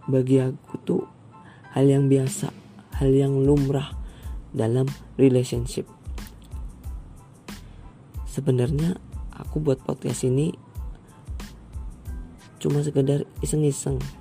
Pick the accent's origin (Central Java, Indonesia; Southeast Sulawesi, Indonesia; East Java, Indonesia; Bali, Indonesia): Central Java, Indonesia; Banyumas; born there; aku lahir di Banyumas 8 November 2002 hari Jumat yap benar benar benar umur aku 17 tahun